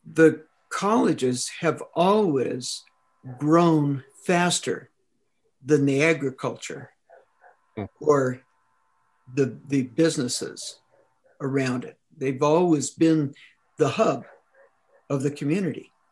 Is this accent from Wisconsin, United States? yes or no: no; Claremont, California, United States; now in Upland, United States; I grew up in Claremont